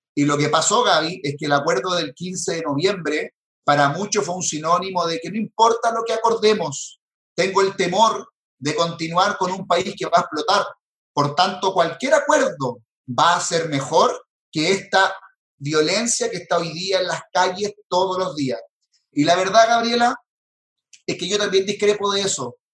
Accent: Chile

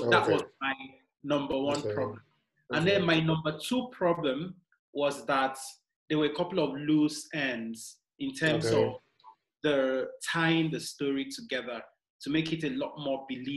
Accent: Nigeria; I'm Nigerian

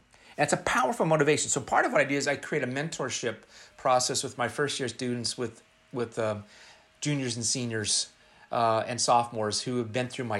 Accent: Seattle, Washington, United States; I have a very unique lens growing up on the West Coast in Seattle, my hometown, and I have a perspective, I'm a male, I'm white, and I have a series of experiences.

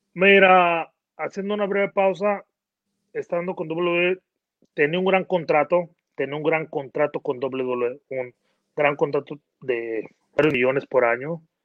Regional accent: Mexico; moved away; yo que nací en México

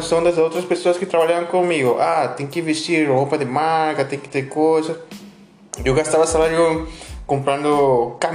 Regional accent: Peru; É... Bom, eu, bom, eu sou do Peru, vocês comentaram, né?

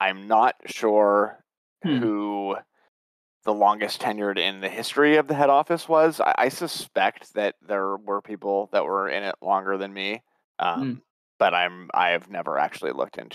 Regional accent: East Bay, San Francisco Bay Area, California, United States; I grew up in the East Bay

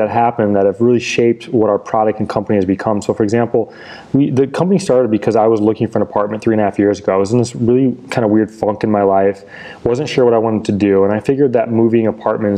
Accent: Indiana, United States; moved away; I'm from Indiana

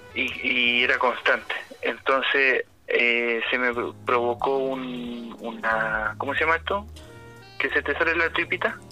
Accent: Santiago, Santiago Metropolitan Region, Chile; moved away; also born or lived in Puerto Montt; yo nací en Puerto Montt, pero me, crié en Santiago

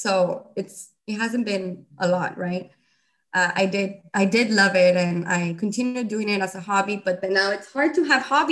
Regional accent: Reynosa, Tamaulipas, Mexico; I'm from Reynosa, and my parents come from Mexico City

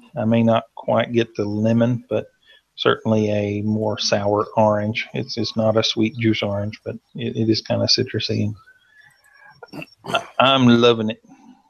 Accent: Tennessee, United States; accent: Southern; now in Santiago, Chile; And I'm from Tennessee. So we're teaching these kids. And I don't have the strong accent I once did, but we still have some Southern accent.

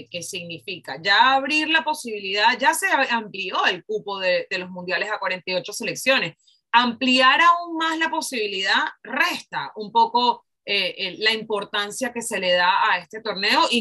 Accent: Mexico; Como mexicana, además porque los mexicanos son los que más

